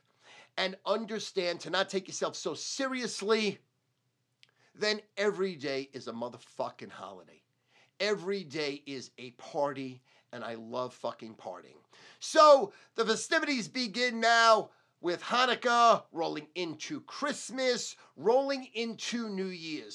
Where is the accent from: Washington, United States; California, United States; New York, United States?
New York, United States; Brooklyn, Long Island; when I came from Brooklyn to Long Island, how I got beat up because I was a Jew